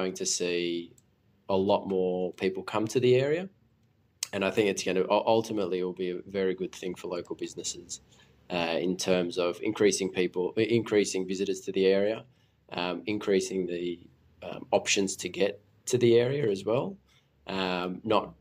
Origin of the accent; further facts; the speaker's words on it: Sydney, New South Wales, Australia; I grew up in Five Dock